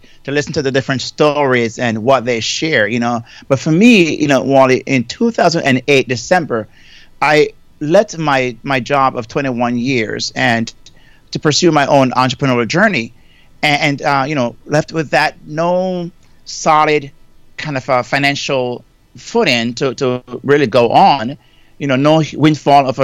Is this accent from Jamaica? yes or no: yes; Jamaica; moved away as an adult; now in United States; I'm from Jamaica originally. You know, I migrated to the United States over almost 38 years now